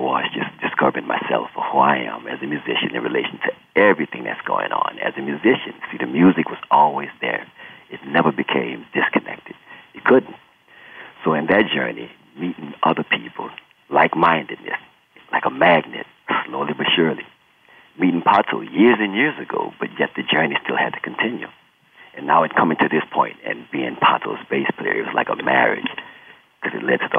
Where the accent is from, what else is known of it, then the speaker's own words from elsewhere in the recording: New Orleans, Louisiana, United States; Being born and raised in New Orleans, you know, of course, a musical city, musical family